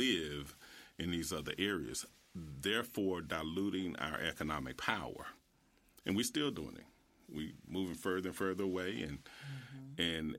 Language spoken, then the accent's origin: English; Memphis, Tennessee, United States; Originally born in South Memphis, I attended A.B. Hill Elementary on Latham. And years later, my parents moved to Whitehaven, and I went to Hillcrest High School from 7th through 12th.